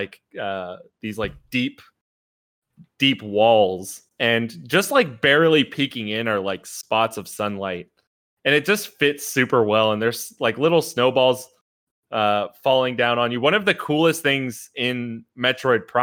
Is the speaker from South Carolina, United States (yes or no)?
no; Philadelphia, Pennsylvania, United States; now in Florida, United States; I grew up in Philly.